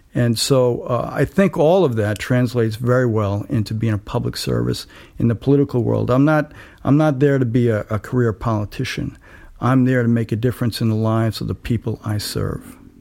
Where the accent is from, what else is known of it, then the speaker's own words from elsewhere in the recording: New York City, New York, United States; also born or lived in Kingston, New York / New Paltz, New York; now in Woodstock, United States; I was born in Staten Island, and my family was a, a poor working class family